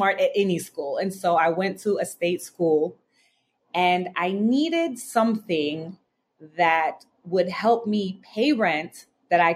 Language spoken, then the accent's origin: English; United States; also born or lived in Southern California / New York City; I grew up between Southern California and New York City